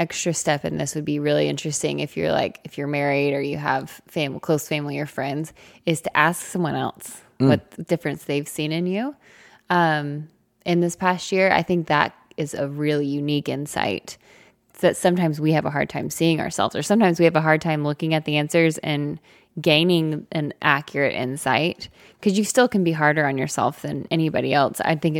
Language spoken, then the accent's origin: English; the South, United States; We're from the South.